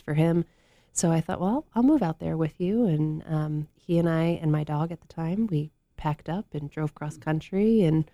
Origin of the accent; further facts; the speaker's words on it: Long Island, New York, United States; moved away as an adult; also born or lived in North Carolina; now in San Diego, United States; I was born and raised in New York, so I grew up on the East Coast